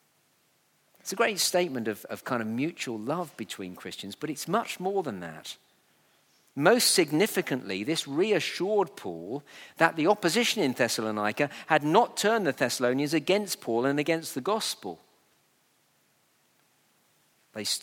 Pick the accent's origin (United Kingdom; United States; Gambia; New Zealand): United Kingdom; we're very British